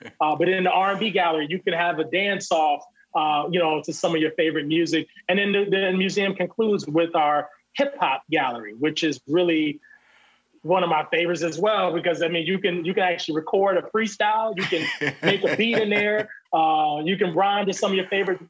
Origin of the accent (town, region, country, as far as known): Virginia, United States